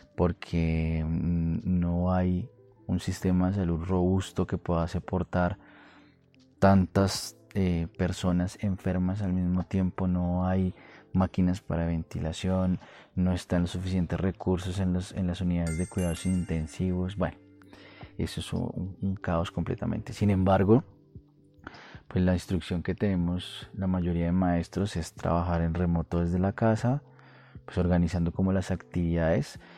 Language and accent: Spanish; Colombia; now in Bogotá, Colombia; mi país, en Colombia, precisamente en Bogotá